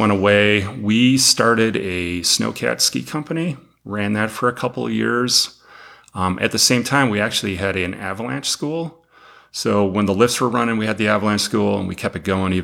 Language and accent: English; Western New York, United States; moved away as an adult; also born or lived in Colorado; now in Montana, United States; I'm originally from Western New York. Moved out west, though, as soon as I could